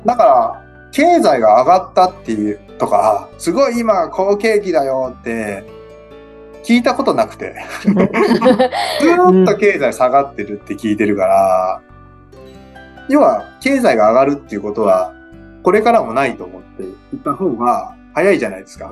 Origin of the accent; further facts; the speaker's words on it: Okayama, Japan; まあ僕岡山なんですけど